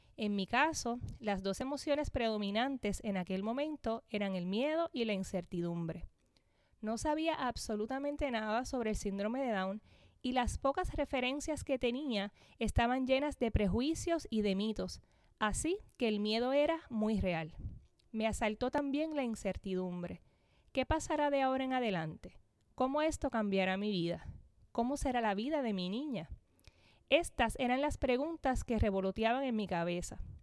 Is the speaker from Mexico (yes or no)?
no; Corozal, Puerto Rico; Soy natural de Corozal, Puerto Rico, donde actualmente vivo con mi familia